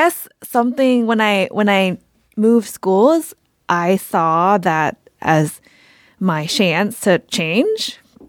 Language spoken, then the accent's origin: English; Bangkok, Thailand; also born or lived in Atlanta, United States; I am from Thailand, Bangkok, Thailand. Was actually born in Atlanta, Georgia. Moved back to Thailand, which is where my family's from, and grew up there.